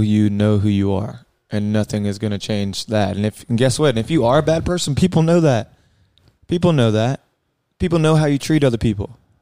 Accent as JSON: {"language": "English", "town": "Columbia", "region": "South Carolina", "country": "United States", "tie": "born or raised there", "said": "I grew up in Columbia, South Carolina"}